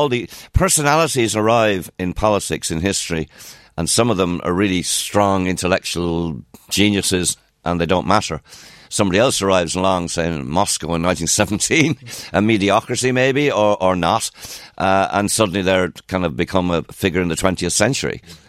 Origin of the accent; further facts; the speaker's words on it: Munster, Ireland; Well, I got to say, I know I'm from Kerry.